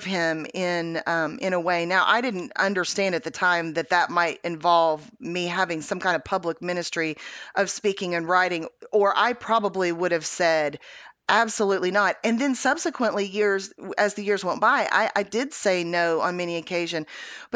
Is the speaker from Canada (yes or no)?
no; Houston, Texas, United States; I was born in Houston, Texas